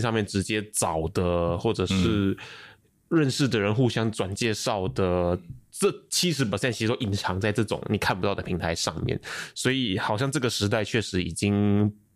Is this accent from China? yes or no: no; Malaysia; also born or lived in Taiwan; now in Singapore; 我是台湾人，然后呢，我在马来西亚长大